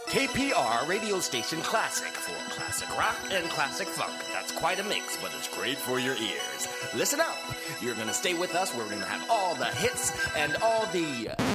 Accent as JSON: {"language": "English", "country": "United States", "said": "I'm American"}